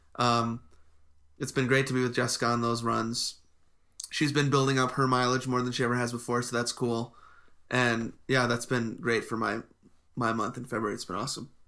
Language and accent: English; Midwest, United States; moved away; we grew up in the Midwest